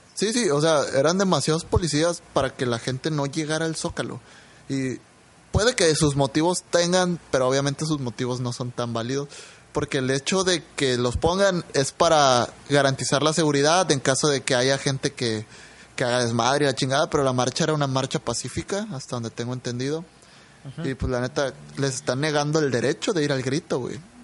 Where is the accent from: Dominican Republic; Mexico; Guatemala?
Mexico; somos mexicanos